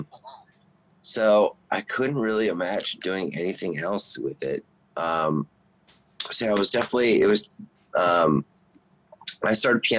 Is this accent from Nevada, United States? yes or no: yes; Las Vegas, Nevada, United States; also born or lived in Toronto; So I grew up in Vegas pretty much my whole life